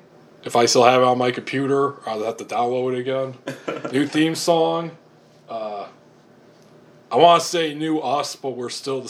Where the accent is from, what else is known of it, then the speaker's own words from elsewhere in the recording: Alpena, Michigan, United States; A-Town, Alpinas, various names for my hometown of Alpena, Michigan.